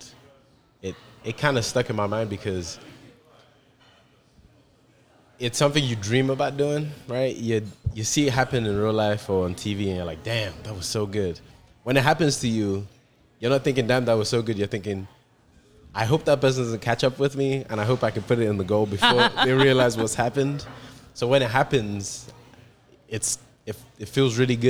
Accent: England, United Kingdom; moved away; also born or lived in Nigeria; I grew up in England and Nigeria, but I started playing hardcore probably in secondary school in England, so from like 11 to now, basically

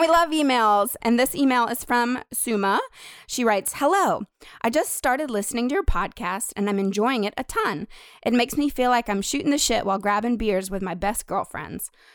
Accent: Nashville, Tennessee, United States; when I was growing up in Nashville

